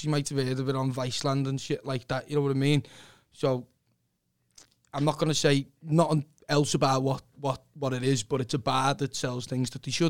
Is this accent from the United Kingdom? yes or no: yes; Liverpool, North West England, United Kingdom; I was born in Croxted.